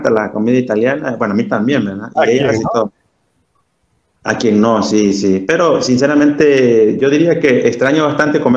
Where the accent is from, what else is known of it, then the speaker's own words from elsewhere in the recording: Honduras; saludarlos a ustedes como hermanos en la fe y como hondureños, Luis, porque también, no crean, ¿verdad? bueno ver hondureños.